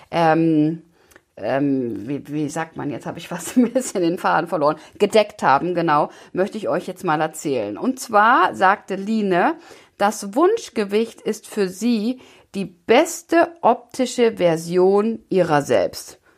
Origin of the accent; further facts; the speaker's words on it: Bavaria, Germany; ähm, ich komme aus Bayern, das heißt, ich bin auch ein Kind der Berge, von daher finde ich, passt diese Metapher ganz gut.